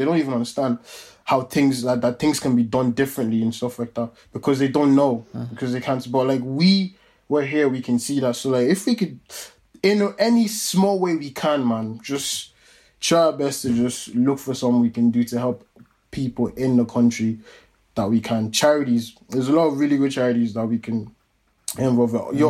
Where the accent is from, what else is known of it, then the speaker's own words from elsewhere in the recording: Nigeria; moved away; as proud as we are as Nigerians, and as proud as I am as a Nigerian, as proud as I am to be from that place, I grew up there